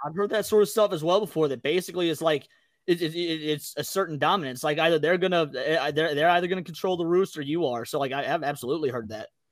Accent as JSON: {"language": "English", "region": "Midwest", "country": "United States", "said": "I was from the Midwest"}